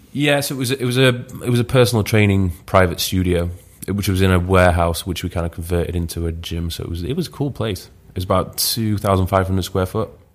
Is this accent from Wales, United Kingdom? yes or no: no; Leeds, Yorkshire and the Humber, United Kingdom; moved away as an adult; also born or lived in Newcastle; I'm originally from Leeds